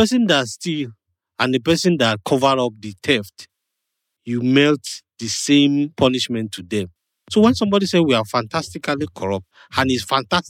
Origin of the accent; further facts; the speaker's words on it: Kogi, Nigeria; I'm from Kogi State, Yoruba speaking.